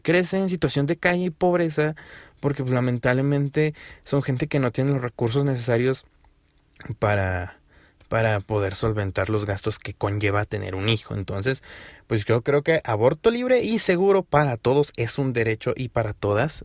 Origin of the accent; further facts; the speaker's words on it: Hidalgo, Mexico; Aquí en mi estado, en Hidalgo, porque soy de Hidalgo